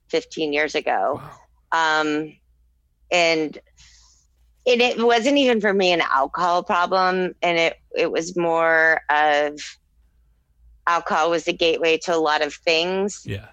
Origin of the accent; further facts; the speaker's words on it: Texas, United States; based off my lifetime experience of growing up in Texas